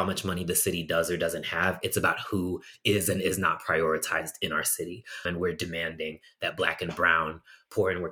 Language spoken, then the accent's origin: English; Massachusetts, United States; moved away as an adult; now in Chicago, United States; I'm originally from Massachusetts. I moved to Chicago about 11 years ago